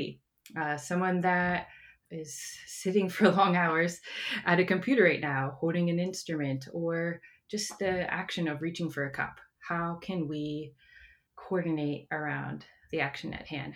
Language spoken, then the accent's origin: English; Johnstown, Pennsylvania, United States; now in Maryland, United States; I am from Pennsylvania, an area called Johnstown, and I moved here to Maryland in 2008